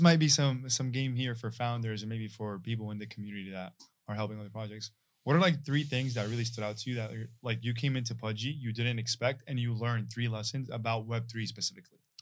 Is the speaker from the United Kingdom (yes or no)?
no; Syria; moved away; Yeah, I'm from Syria, it was middle of the war, bro, I came here